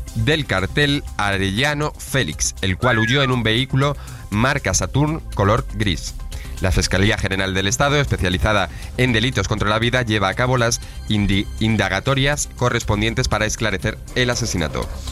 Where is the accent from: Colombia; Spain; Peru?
Spain; Madrid, Community of Madrid; del mismo centro, soy de Madrid.